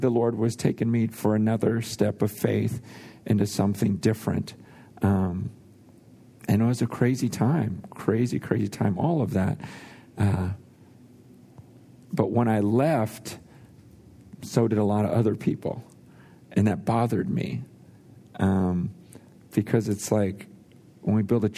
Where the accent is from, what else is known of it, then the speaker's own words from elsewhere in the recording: San Francisco, California, United States; also born or lived in Hong Kong; I was born in San Francisco, right in Chinatown, and my mom actually died giving birth to me right there in Chinatown